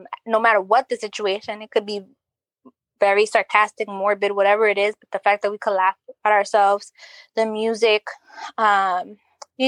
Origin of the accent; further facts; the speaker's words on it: United States; I identify as being Dominican because my parents are Dominican. Even though I was born here in the United States, I say I'm Dominican.